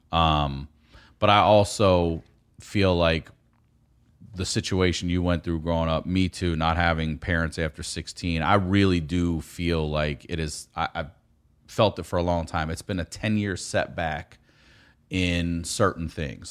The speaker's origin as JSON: {"language": "English", "region": "Maryland", "country": "United States", "said": "if you're from Maryland around my age, um, in the eighties"}